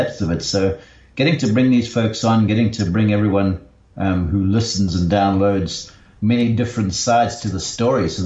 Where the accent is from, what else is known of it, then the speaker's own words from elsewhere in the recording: Somerset West, Western Cape, South Africa; moved away as an adult; also born or lived in London / Johannesburg; now in Columbus, Georgia, United States; I grew up in Somerset West